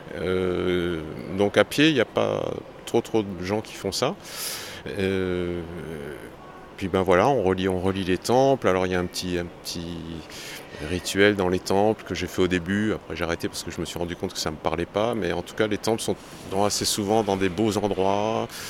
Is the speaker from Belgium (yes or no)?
no; France; je viens de France